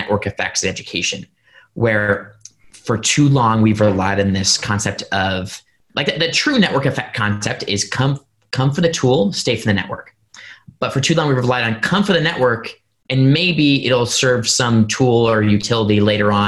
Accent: Indiana, United States; Purdue University in my home state of Indiana

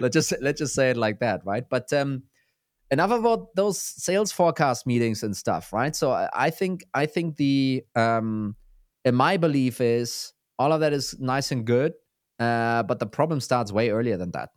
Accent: Germany; I'm from Germany.

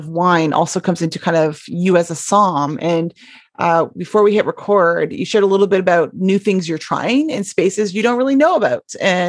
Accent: Niagara region, Ontario, Canada; I come from the Niagara region of ice wine in Canada.

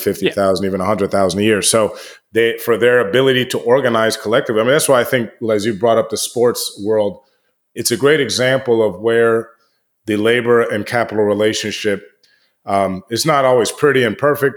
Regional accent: Washington, District of Columbia, United States; I grew up in Washington, D C

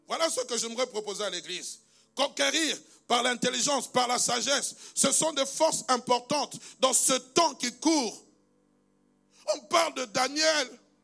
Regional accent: DR Congo; moved away; il est dans mon pays d'origine, en République démocratique du Congo

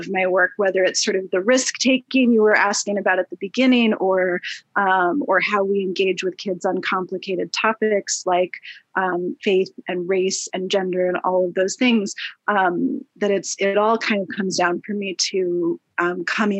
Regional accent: New York, United States; also born or lived in Minnesota; I also grew up primarily in a New York neighborhood

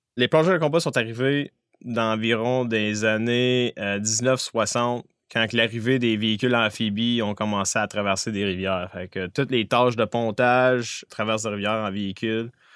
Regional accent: Abitibi-Témiscamingue, Quebec, Canada; moved away as an adult; Je viens de la BTB-Témiscamingue

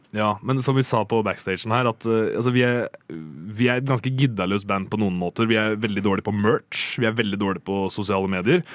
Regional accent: Rakkestad, Østfold, Norway; jeg er fra Rakstad

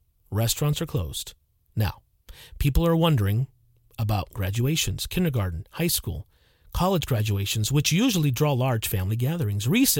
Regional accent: Deep South, United States; When I was young, growing up in the Deep South, stores and businesses closed at 5 or 6 p.m. and were not open on Sundays.

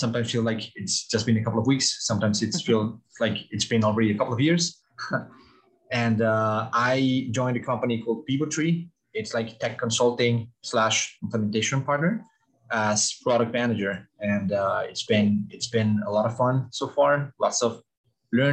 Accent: Mexico; moved away as an adult; now in Canada; I'm originally from Mexico.

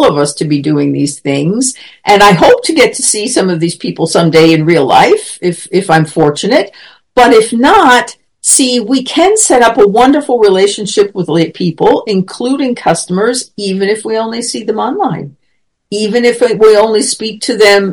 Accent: United States; moved away as an adult; now in Germany; I was American or that I was coming from Germany

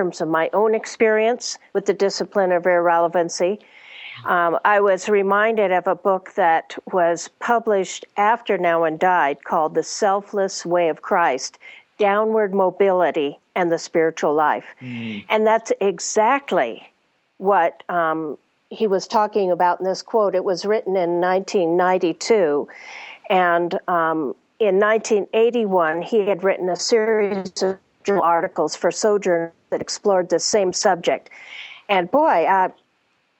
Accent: United States; having grown up, particularly as a Westerner, as an American

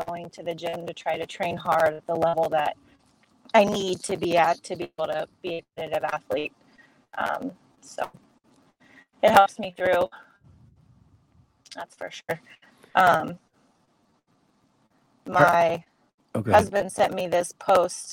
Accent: Quincy, Illinois, United States; opened the CrossFit gym in my hometown, Quincy, Illinois

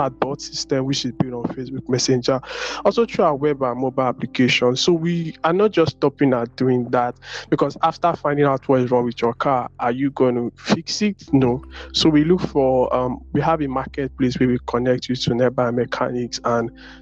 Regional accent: Nigeria; I'm from Nigeria

